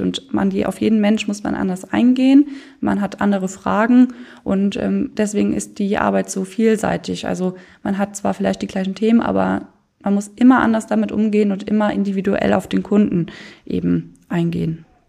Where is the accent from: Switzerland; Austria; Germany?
Germany; Löf, Rhineland-Palatinate; now in Koblenz, Germany; ich mache seit 2019 ein Ehrenamt als Weinkönigin in meinem Heimatdorf, das ist Löw